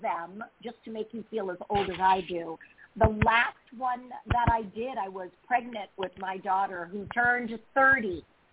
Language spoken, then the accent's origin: English; San Jose, California, United States; I grew up in the Northern California Bay Area. So, you know, I was a Bay Area girl